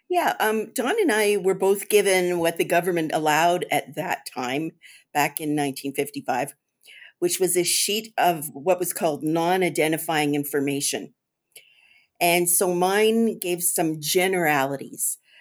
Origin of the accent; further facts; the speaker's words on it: Toronto, Ontario, Canada; I grew up here in Toronto